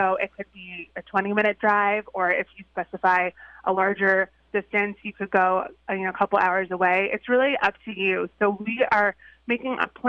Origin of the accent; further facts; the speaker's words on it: Long Island, New York, United States; I grew up on Long Island